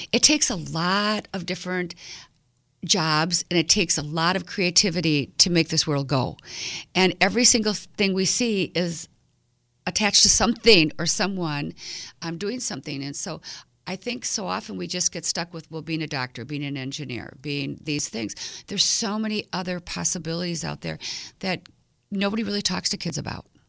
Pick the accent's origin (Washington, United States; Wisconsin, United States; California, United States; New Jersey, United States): Wisconsin, United States; Milwaukee; I grew up right here in Milwaukee at Nicolay High School